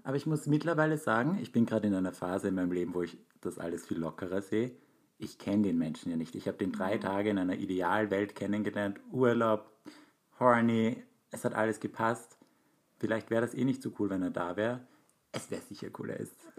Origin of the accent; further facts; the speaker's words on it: Graz, Styria, Austria; moved away as an adult; now in Vienna, Austria; Aber Graz ist ja meine Heimatstadt und ich bin jetzt seit zehn Jahren in Wien